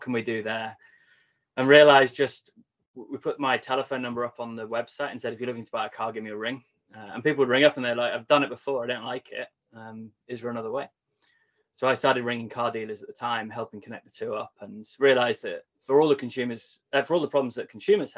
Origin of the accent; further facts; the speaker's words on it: the Wirral, North West England, United Kingdom; I grew up on the Wirral, so my accent not as strong as yours quite